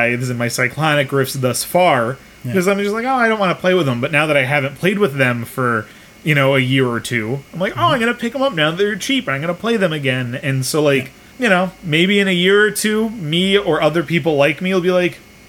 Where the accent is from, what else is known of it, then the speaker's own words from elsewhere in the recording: United States; I am an American. I was raised on American cheese